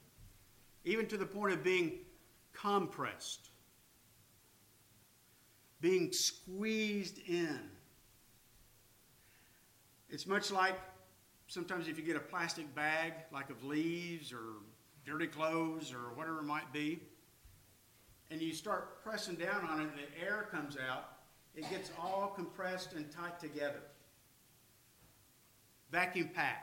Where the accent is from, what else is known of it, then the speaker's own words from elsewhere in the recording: California, United States; moved away; I'm from California